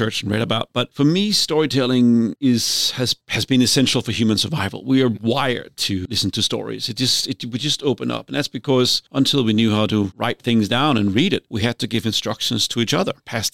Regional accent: Denmark; accent: thick Danish; moved away; also born or lived in California / Australia / Zimbabwe; my thick Danish accent

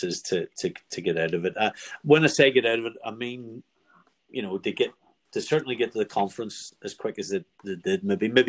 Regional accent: Northern Ireland, United Kingdom; I'm from Northern Ireland

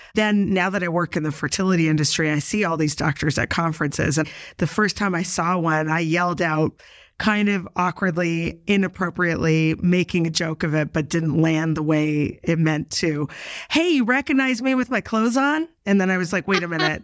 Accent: Canada; now in New York, United States; I'm originally from Canada

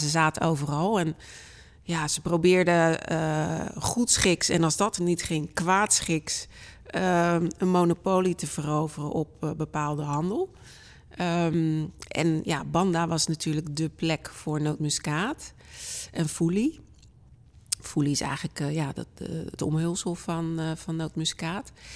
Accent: Delft, South Holland, Netherlands; Delft mijn geboortestad

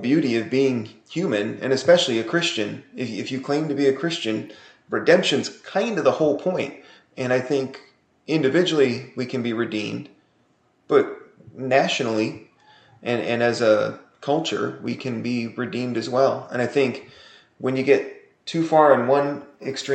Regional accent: United States; as an American

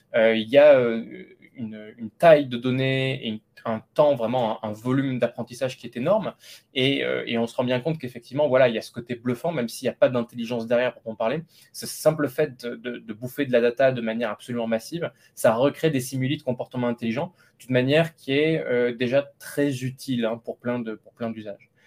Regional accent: Lot, Occitania, France; now in Paris, France; je viens du Lot

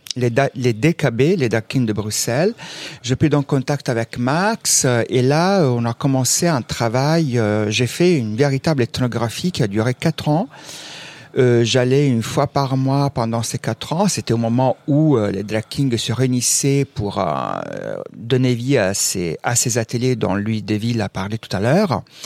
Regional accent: Southern Italy, Italy; moved away; je viens aussi du sud de l'Italie

